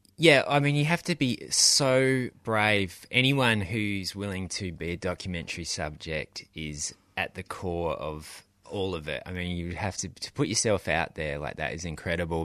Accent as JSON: {"language": "English", "country": "Australia", "said": "being Australian"}